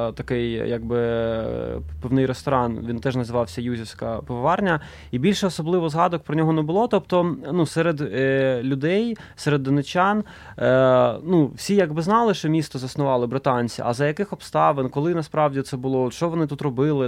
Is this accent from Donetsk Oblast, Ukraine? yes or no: yes; Donetsk, Donetsk Oblast, Ukraine; moved away as an adult; Я тоді ще жив е, в Донецьку, звідки я родом